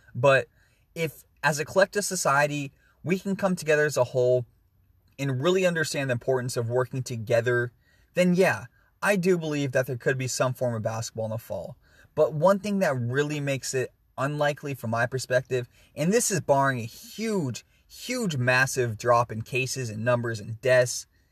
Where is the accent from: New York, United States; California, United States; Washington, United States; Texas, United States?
Washington, United States; my home state of Washington